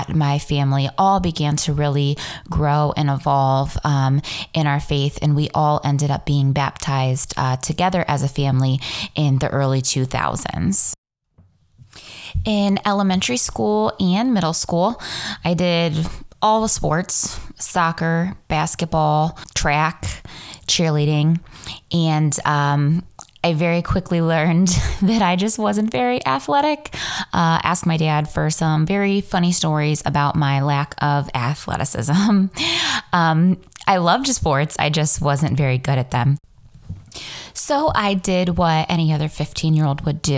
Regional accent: Ontario, Ohio, United States; also born or lived in Mansfield, Ohio / Cleveland, Ohio; I was born in Mansfield, Ohio. Grew up in Ontario, Ohio

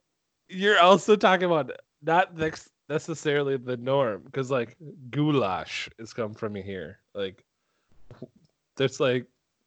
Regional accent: Minnesota, United States

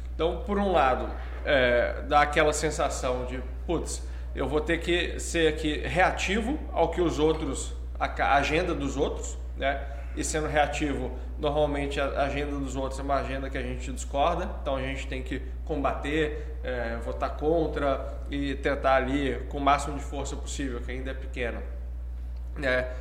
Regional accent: Belo Horizonte, Minas Gerais, Brazil; moved away as an adult; also born or lived in Curitiba / São Paulo; eu sou de BH, né? É, estudei lá até o fim do do ensino médio

